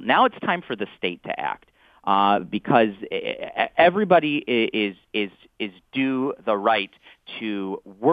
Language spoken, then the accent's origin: English; Southfield, Michigan, United States; my hometown of Southfield